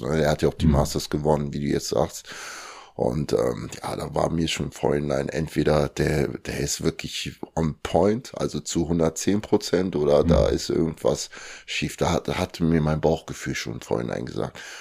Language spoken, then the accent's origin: German; Germany; also born or lived in Kinshasa, Democratic Republic of the Congo; bin dann mit zwei Jahren nach Deutschland gekommen mit meinen Eltern und meinen Geschwistern. Und ja, seitdem bin ich halt in Deutschland